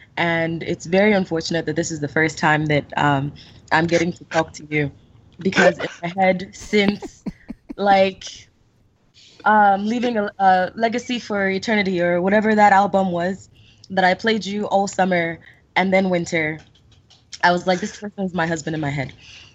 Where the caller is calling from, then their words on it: Washington metropolitan area, United States; Hi, it's … calling from the DMV.